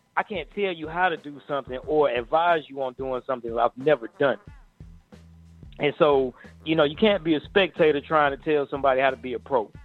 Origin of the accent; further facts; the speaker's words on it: Atlanta, Georgia, United States; I'm from Atlanta, so a lot of my homies are actually in the music business